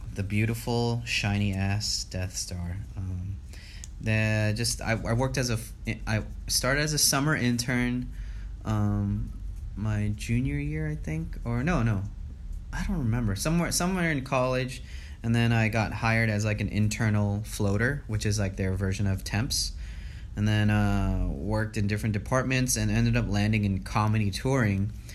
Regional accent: Los Angeles, California, United States; born and raised in the San Fernando Valley

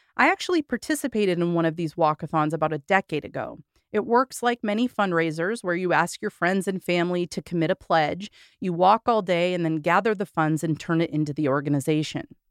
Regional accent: Corvallis, Oregon, United States; moved away as an adult; I was born and raised in Corvallis, Oregon

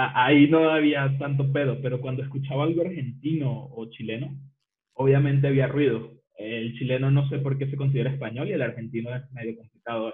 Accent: Venezuela; el de Venezuela, porque no tenemos tantas, eh, un acento tan marcado como el mexicano

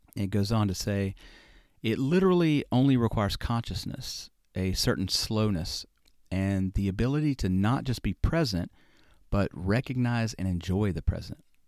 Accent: the South, United States; I'm from the South

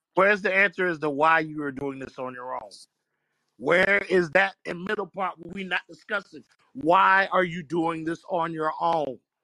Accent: New Jersey, United States; I'm from Jersey

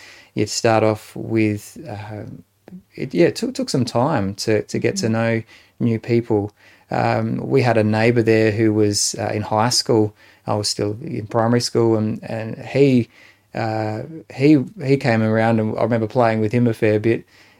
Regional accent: Adelaide, South Australia, Australia; also born or lived in Renmark; So we moved from Adelaide after a few years to Renmark in the Riverland of South Australia, and spent a few years there, moved to another house there as well as a part of that move. And then back to Adelaide to the home that Mum and Dad had built.

